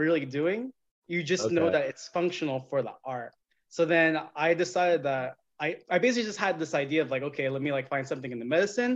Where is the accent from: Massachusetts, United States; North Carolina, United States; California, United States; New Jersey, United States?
California, United States; Madera; I'm actually from this small town in the sticks called Madera